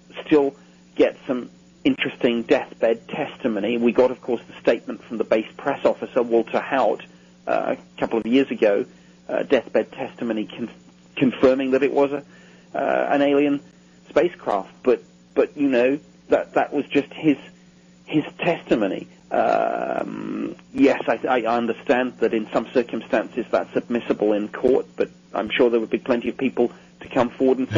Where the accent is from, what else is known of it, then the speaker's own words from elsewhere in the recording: United Kingdom; myself as a Brit